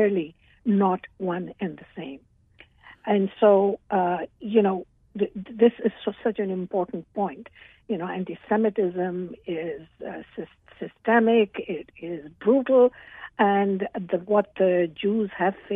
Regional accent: Pakistan; now in Toronto, Canada; I was born in Pakistan, and I still have ties

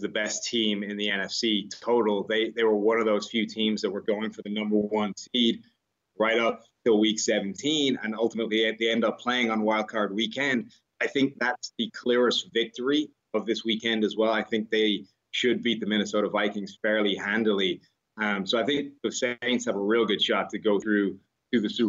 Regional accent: Ireland; now in United States; I come from Ireland

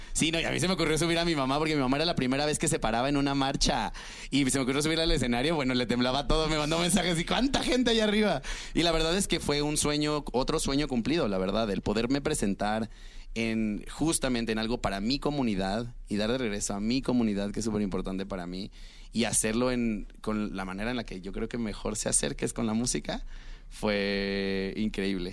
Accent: Cancún, Quintana Roo, Mexico; yo soy de Cancún

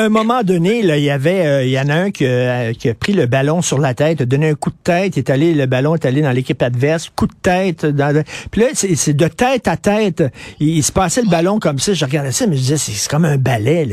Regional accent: Montreal, Quebec, Canada; je viens de Verdun et euh, maintenant, euh, je fraye dans la bonne société

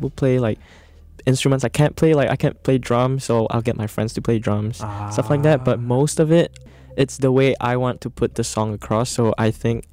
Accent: Singapore; moved away as an adult; also born or lived in Boston; I am Singaporean

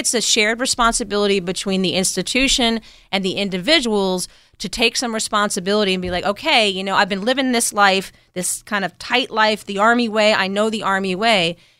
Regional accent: New York, United States; moved away as an adult; also born or lived in Berkeley, California / Lawton, Oklahoma; I grew up in New York.

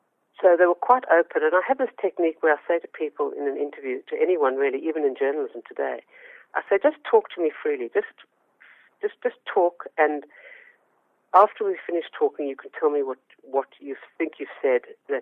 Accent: South Africa; moved away as an adult; now in Australia; I immigrated to Australia from South Africa

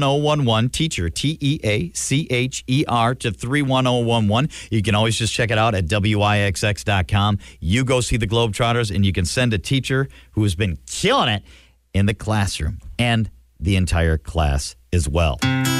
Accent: Milwaukee, Wisconsin, United States; He would always bring us tickets growing up in Milwaukee.

